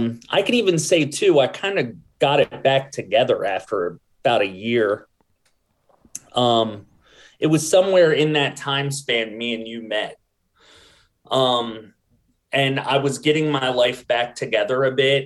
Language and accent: English; New Castle, Delaware, United States; I grew up in Newcastle, Delaware, in like a family that was pretty poor